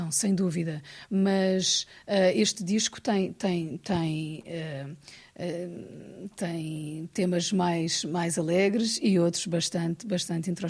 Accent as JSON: {"language": "Portuguese", "region": "Ribatejo", "country": "Portugal", "tie": "born there", "said": "Aliás, eu, eu nasci no Ribatejo, o meu irmão nasceu em Paredes, ao lado do Porto."}